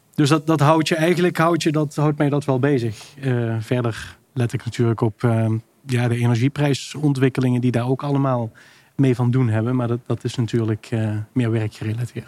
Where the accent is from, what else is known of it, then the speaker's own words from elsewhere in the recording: Maastricht, Limburg, Netherlands; ik kom uit Maastricht en daar heb je de NC-groeven. Ja. En daar ging ik elke zaterdag ging ik daar zoeken naar fossielen